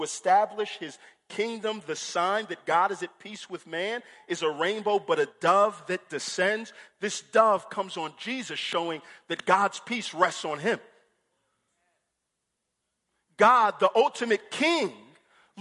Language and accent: English; Houston, Texas, United States; I grew up in Houston, and we have a beach, Galveston